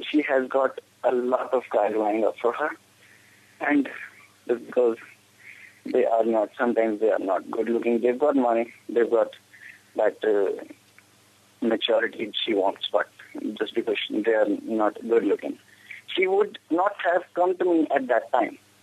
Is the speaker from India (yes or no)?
yes; Himachal Pradesh, India; I'm from uh, Himachal